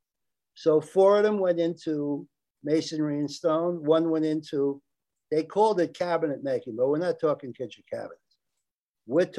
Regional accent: Englewood, New Jersey, United States; now in New Jersey, United States; Englewood, New Jersey

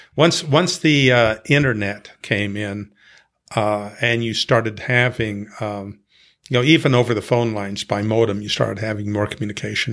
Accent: Montana, United States; I grew up in Montana

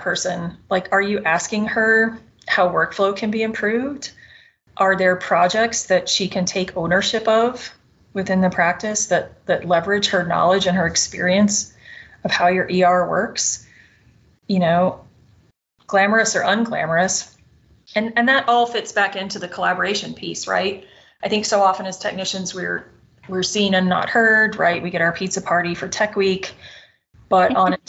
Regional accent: the South, United States; I'm a Southerner

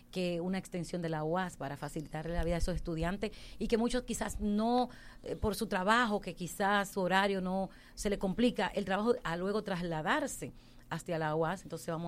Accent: Haina, San Cristóbal, Dominican Republic; also born or lived in San Isidro, Santo Domingo Este; now in Santo Domingo Este, Dominican Republic; No, nací, crecí en Jaina hasta el 2008.

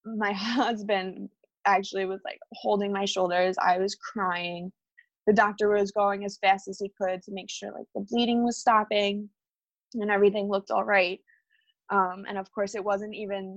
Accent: New Jersey, United States; we're from New Jersey

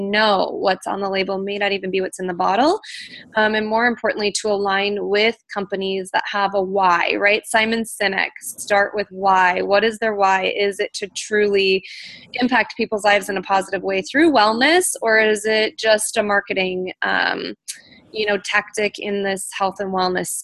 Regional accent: North Dakota, United States; now in Minneapolis, United States; I am from North Dakota, so I grew up with a farm girl ethic.

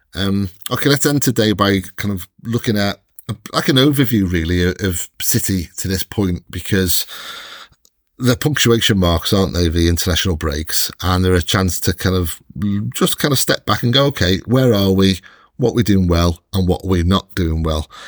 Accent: Welsh, Wales, United Kingdom; I'm Welsh

